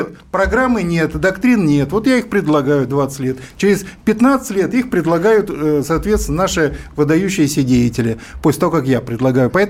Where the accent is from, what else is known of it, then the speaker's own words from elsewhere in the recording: Almaty, Kazakhstan; now in Saint Petersburg, Russia; я из Алматы переехал в Петербург и очень хорошо помню то время, когда Алмат, из Алматы перенесли в Астану